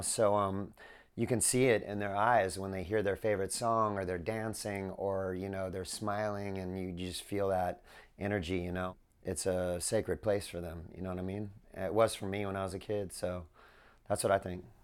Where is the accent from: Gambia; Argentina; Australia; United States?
United States; Southern California; I grew up in Southern California.